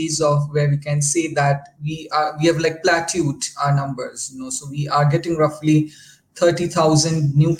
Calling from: Delhi, India; I'm calling from Delhi.

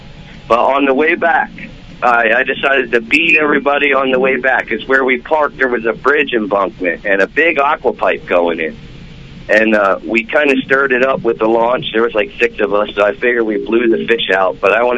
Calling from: Briningsville, Pennsylvania, United States; from Briningsville, PA.

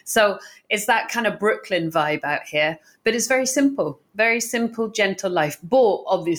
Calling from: Barcelona, Catalonia, Spain; And I'm joining you from Barcelona in Spain today, which is probably why we can't do it in person.

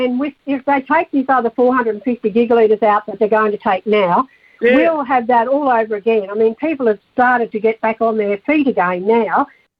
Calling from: Leeton, New South Wales, Australia; Leeton. Near Griffith and Leeton area.

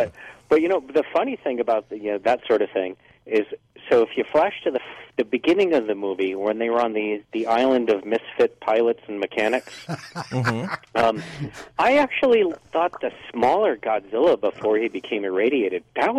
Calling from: Carson City, Nevada, United States; Hey, it's … from Carson City.

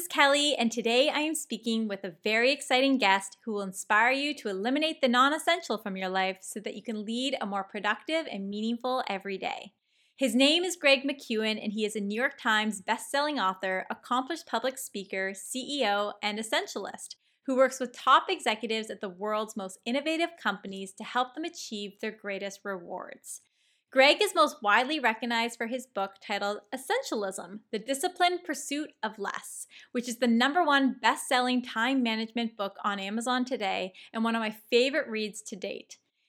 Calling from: Toronto, Ontario, Canada; So I am calling you from Toronto, Canada

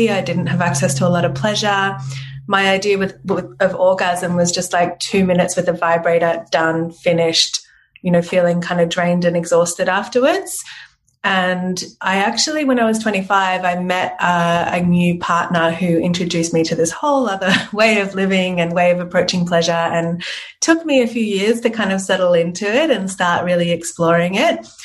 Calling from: Melbourne, Victoria, Australia; I'm joining you from Melbourne today.

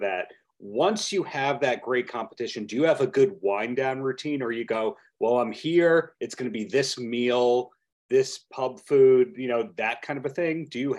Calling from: Long Beach, New York, United States; I'm dialing in from Long Beach, New York, not Long Beach, California, Long Beach, New York.

